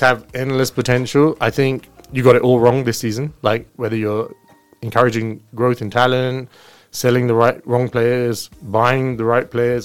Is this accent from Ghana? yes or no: no; London, United Kingdom; I was brought up in London. Okay. I grew up very close to Crystal Palace